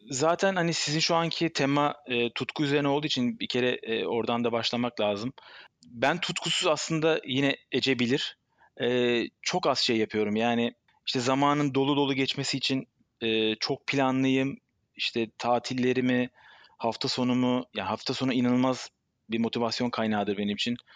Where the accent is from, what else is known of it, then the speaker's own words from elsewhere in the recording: Istanbul, Turkey; born there; Ben 43 yaşında İstanbul doğumlu.